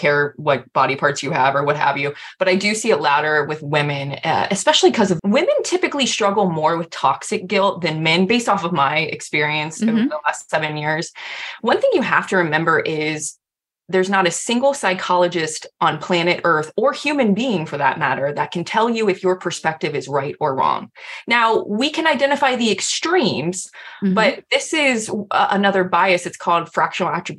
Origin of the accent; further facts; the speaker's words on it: United States; I'm also an American